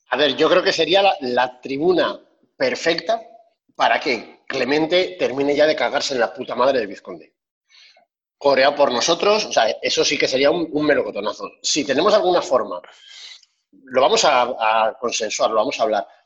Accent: France; Yo siendo francés tampoco me gustaría hablar demasiado

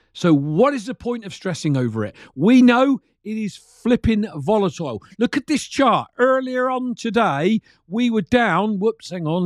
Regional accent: United Kingdom; a regular Brit that drove trucks for many years of his life

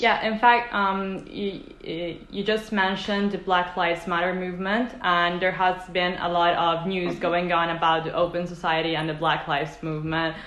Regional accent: Italy; i come from italy

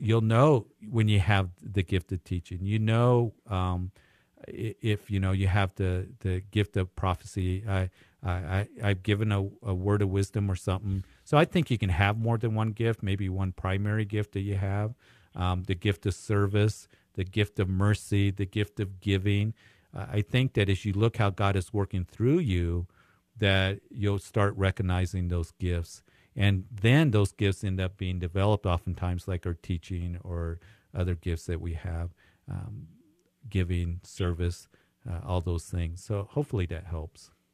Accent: Greeley, Colorado, United States; moved away; my hometown

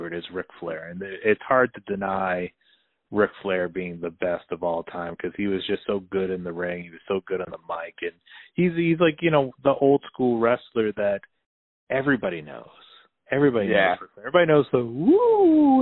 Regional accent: Northeast, United States; I was always born and raised in the Northeast

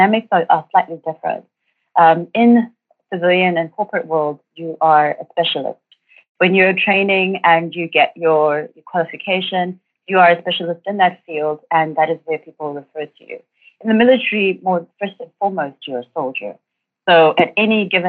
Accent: Durban, KwaZulu-Natal, South Africa; I grew up in Durban and matriculated in 2007

